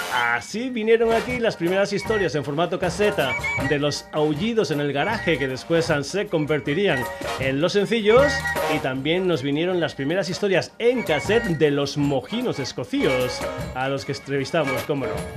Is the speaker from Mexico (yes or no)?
no; Burguillos del Cerro, Extremadura, Spain; Un servidor es extremeño, es eh, concretamente de un pueblo pequeñito que se llama Burguillos del Cerro